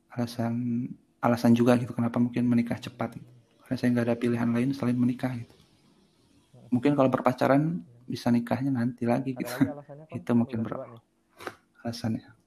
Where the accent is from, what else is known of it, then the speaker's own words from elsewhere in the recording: Serang, Banten, Indonesia; moved away as an adult; now in Bandung, Indonesia; saya lahir di di Serang Eh, tahun 92